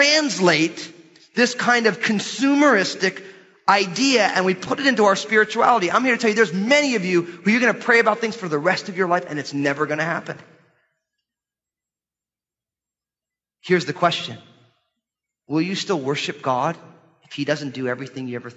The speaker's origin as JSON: {"language": "English", "country": "United States", "said": "our lives as American Christians"}